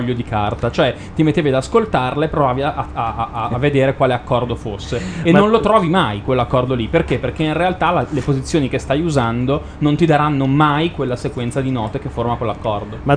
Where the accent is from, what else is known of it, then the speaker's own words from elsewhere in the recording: Milan, Lombardy, Italy; siamo di Milano